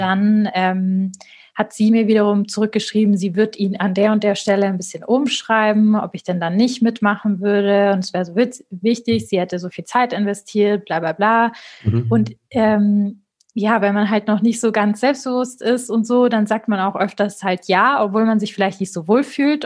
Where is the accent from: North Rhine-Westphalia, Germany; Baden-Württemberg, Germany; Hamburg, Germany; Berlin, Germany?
Baden-Württemberg, Germany; Marbach am Neckar; moved away; also born or lived in Stuttgart / Munich; aus Marbach am Neckar